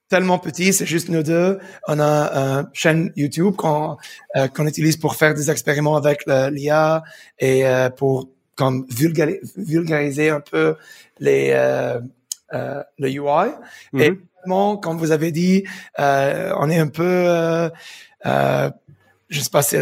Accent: Montreal, Quebec, Canada; born there; also born or lived in United Arab Emirates; Je suis né à Montréal, mais, mais j'habitais aux Émirats pour 15 ans.

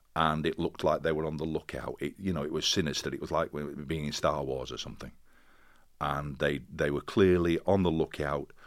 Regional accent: Castleford, Yorkshire and the Humber, United Kingdom; moved away as an adult; also born or lived in Sheffield / Birmingham; I came from Castleford, which is a mining town, and it seemed to be part of my D N A.

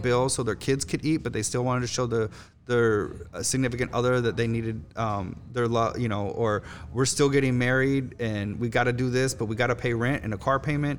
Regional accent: Miami, Florida, United States; moved away as an adult; also born or lived in Chicago; now in New Orleans, United States; I'm from Miami. I lived in Miami.

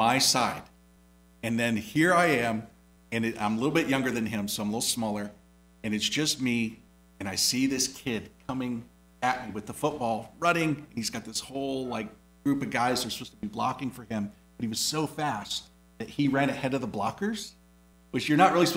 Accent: Indiana, United States; moved away; growing up in Indiana

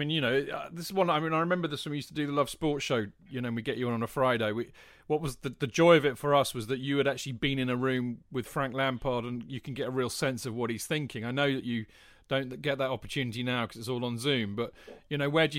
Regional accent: England, United Kingdom; we're English.

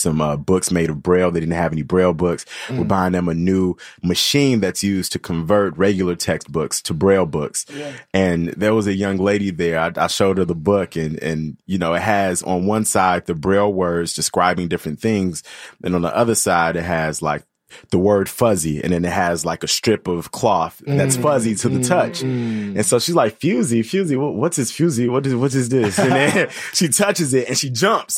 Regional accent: Chicago, Illinois, United States; Both my parents are from Ghana. I was born in Chicago

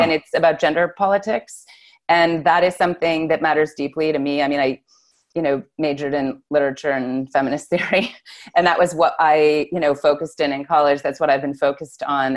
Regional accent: Newton, Massachusetts, United States; also born or lived in Cambridge, Massachusetts; I grew up in Newton and Cambridge

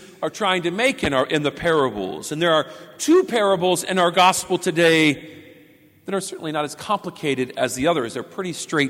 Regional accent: Pendleton, Indiana, United States; my hometown, just 45 minutes away from here in Pendleton.

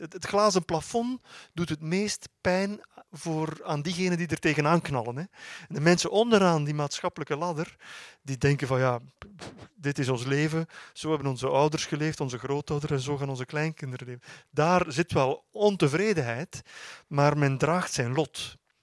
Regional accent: Flanders, Belgium; heb zelf nog op, op mijn middelbare school in, eh, in Vlaanderen

